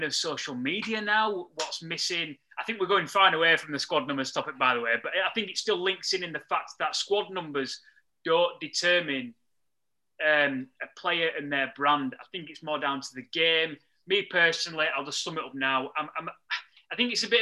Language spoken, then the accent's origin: English; England, United Kingdom; for us three growing up in England